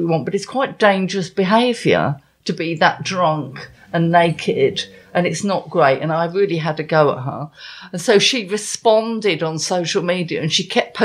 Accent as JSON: {"language": "English", "area": "Essex", "region": "East of England", "country": "United Kingdom", "said": "I am English. I'm from Essex."}